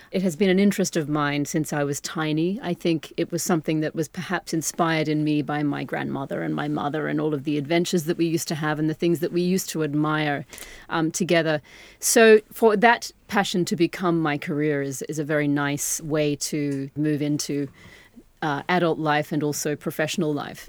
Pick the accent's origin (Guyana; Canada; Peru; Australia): Australia; as an Australian